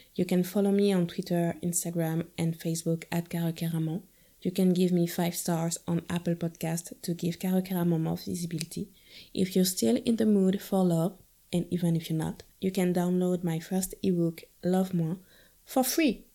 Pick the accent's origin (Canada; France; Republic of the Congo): France; northern France; also born or lived in Guadeloupe; I'm from the north of France.